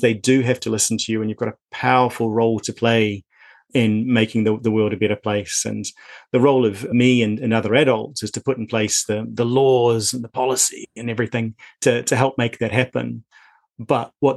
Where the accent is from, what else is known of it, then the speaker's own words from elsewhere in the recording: lower North Island, New Zealand; moved away as an adult; now in Scotland, United Kingdom; I grew up, as you may tell from my accent, in New Zealand. And so I grew up in fairly rural New Zealand in the lower North Island.